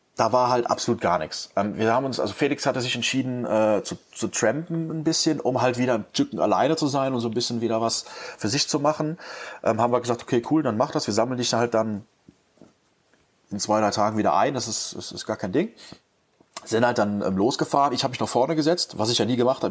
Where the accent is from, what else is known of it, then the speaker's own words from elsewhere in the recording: Cologne, North Rhine-Westphalia, Germany; Ich bin halt gebürtiger Kölner